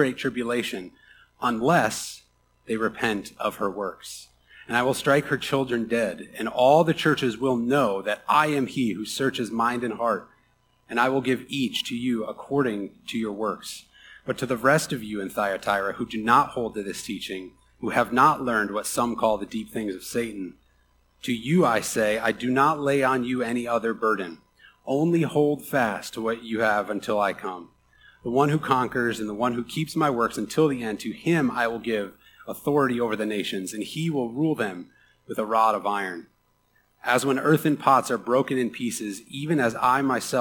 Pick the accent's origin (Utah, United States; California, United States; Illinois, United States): Illinois, United States; Chicago; I am from Chicago. I reign from the Midwest. It runs deep in my blood. And as a Midwesterner, and specifically a Chicagoan